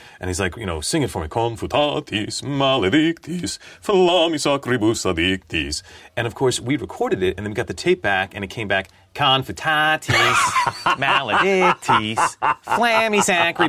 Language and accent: English; Chicago, Illinois, United States; accent: Midwestern; I had to learn how to turn off my Midwestern accent.